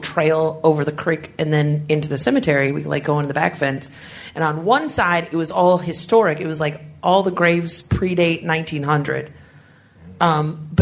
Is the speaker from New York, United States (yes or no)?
no; Scottsburg, Oregon, United States; I grew up in Douglas County